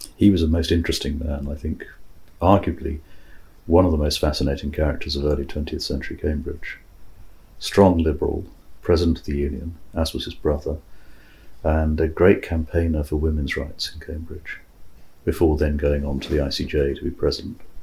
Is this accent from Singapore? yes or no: yes; Singapore; moved away; growing up in Singapore